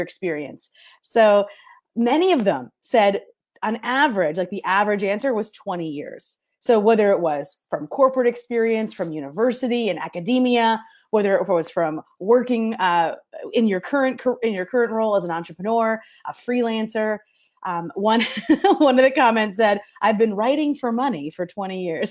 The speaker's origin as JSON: {"language": "English", "region": "New York", "country": "United States", "moved": "yes", "lives_now": "Detroit, United States", "said": "I am in Detroit, Michigan. I'm originally from New York, so if I talk funny, that's why"}